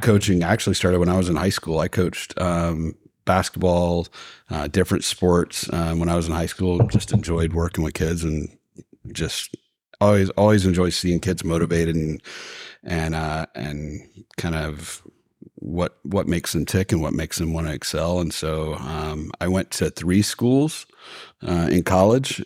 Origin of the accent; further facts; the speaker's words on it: Athens, Georgia, United States; now in Marietta, United States; I grew up in Athens, Georgia.